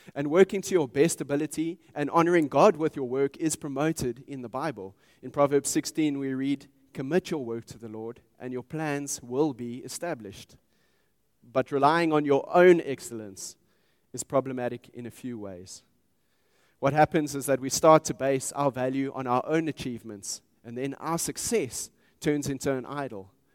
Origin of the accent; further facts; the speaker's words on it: Pretoria, Gauteng, South Africa; I grew up in Pretoria